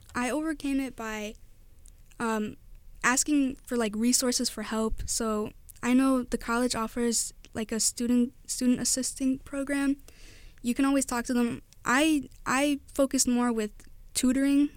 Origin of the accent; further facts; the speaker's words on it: Whiting, Indiana, United States; I grew up all my life in Whiting, Indiana